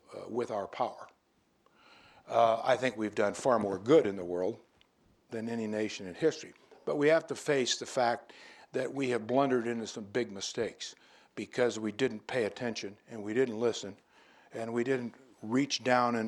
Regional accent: United States; as an American who has great pride in his country

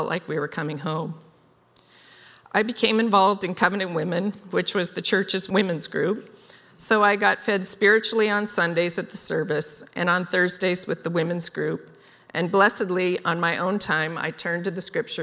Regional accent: Wenatchee, Washington, United States; I was raised in Wenatchee

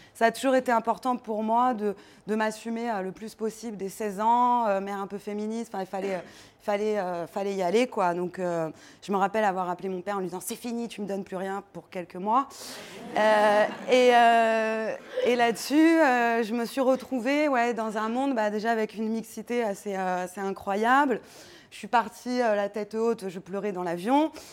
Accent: Paris, Île-de-France, France; also born or lived in Granada; j'ai grandi à Paris, du côté de Gare de Lyon

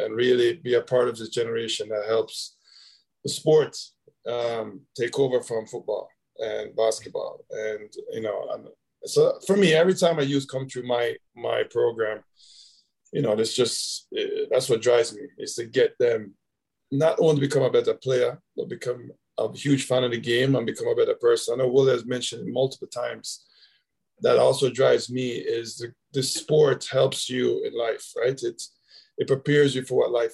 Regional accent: Jamaica; now in United States; growing up in Jamaica, our culture, we weren't in an organized setting, but we always playing.

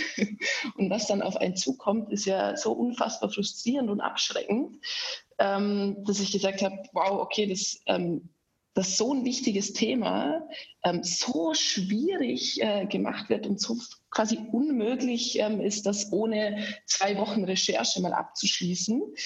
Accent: Austria; accent: rolling R; moved away as an adult; now in Germany; Ich bin eigentlich Österreicherin. Das hört man so ein bisschen an meinem rollenden R, dass ich nie so wirklich losgeworden bin.

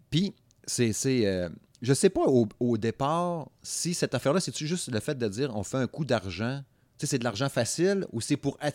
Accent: Saguenay, Quebec, Canada; moi, je suis du Saguenay. C'est pas pareil. Fait que moi, moi, mon accent a toujours eu de la misère.

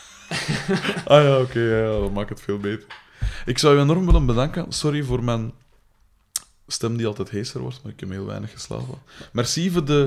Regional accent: Liedekerke, Flanders, Belgium; ik ben van Likkerk, dat ligt vijf kilometer van hier.

